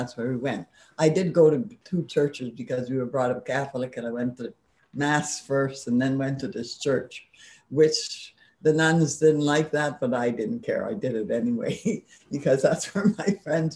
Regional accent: Montreal, Quebec, Canada; I grew up in a French neighborhood called St. Henry

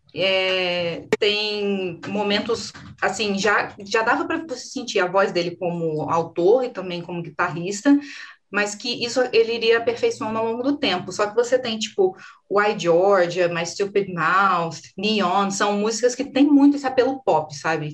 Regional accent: Brazil; a gente é brasileiro

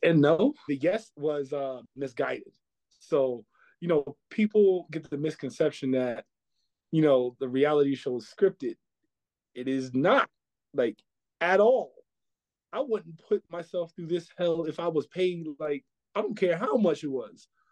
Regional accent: New York, United States; I'm a basketball player, I'm from New York

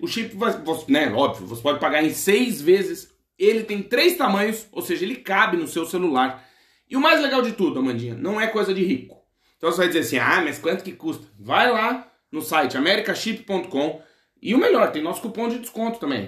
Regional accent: Rio Grande do Sul, Brazil; first language Portuguese; moved away; Eu sou nativo português brasileiro. Ponto. Então, assim, no momento de estresse, eu vou pra minha língua nativa. Uhum. Né? E no caso que eu sou gaúcho

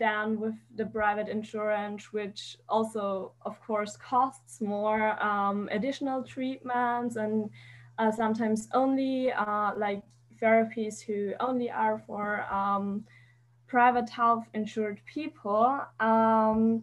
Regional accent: Austria; I'm from Austria

